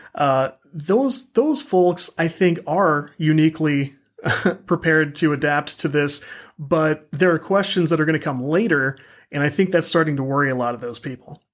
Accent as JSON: {"language": "English", "town": "St. Louis", "region": "Missouri", "country": "United States", "said": "I'm from the Saint Louis area"}